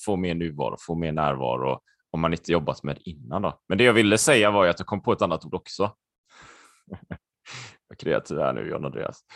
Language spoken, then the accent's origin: Swedish; Sweden; also born or lived in Spain; jag är halvspanjor va? och där är det annorlunda kan jag säga eh, på många sätt. Jag kommer ihåg när jag växte upp och så här och jag åkte ner och min pappa var ju helt svensk så här och så åkte vi ner till släkten i Spanien